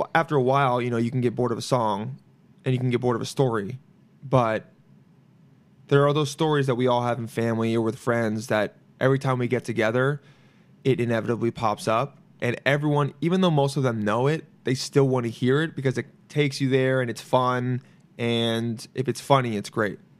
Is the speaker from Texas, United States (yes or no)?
no; Los Angeles, California, United States; I was born here, but I grew up in L